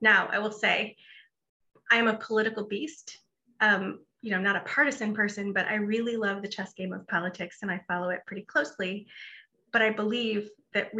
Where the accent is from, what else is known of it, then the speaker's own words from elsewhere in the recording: Buffalo, New York, United States; moved away as an adult; also born or lived in Reston, Virginia; now in Herndon, United States; I am originally from Buffalo, New York